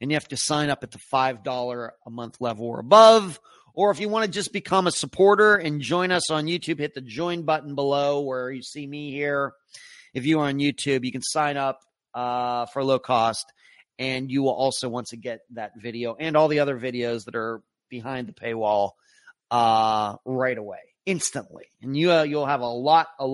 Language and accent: English; Leechburg, Pennsylvania, United States; I grew up in Leechburg, Pennsylvania